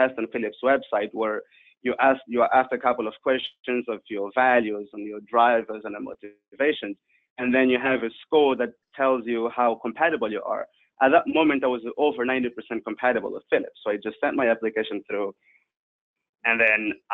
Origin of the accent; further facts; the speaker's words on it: Angola; also born or lived in South Africa; now in Netherlands; I was born in Angola during the Civil War, and right at the end of it, I moved to South Africa